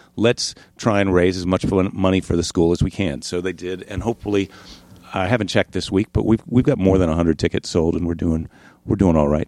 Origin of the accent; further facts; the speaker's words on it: La Crosse, Wisconsin, United States; also born or lived in Iowa; I was born in Iowa, but then, uh, I spent a, most of my childhood in La Crosse, Wisconsin.